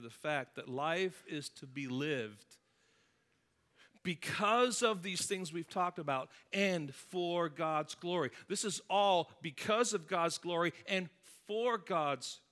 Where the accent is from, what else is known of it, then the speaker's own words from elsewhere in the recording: England, United Kingdom; now in United States; My home country of England